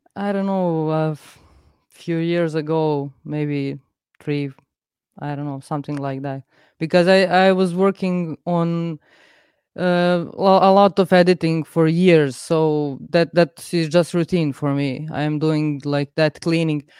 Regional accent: Serbia; I'm from Serbia

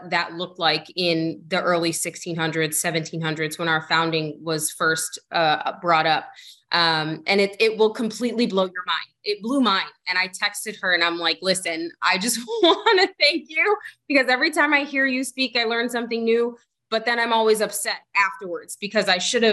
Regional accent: Lawton, Oklahoma, United States; moved away; growing up, I lived in Lawton, Oklahoma, which is a very small rural town

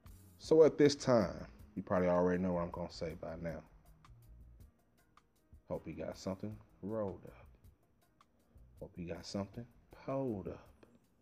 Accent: Terrell, Texas, United States; born there

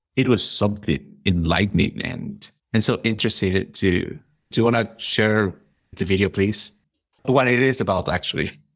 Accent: Peru; I'm from Peru

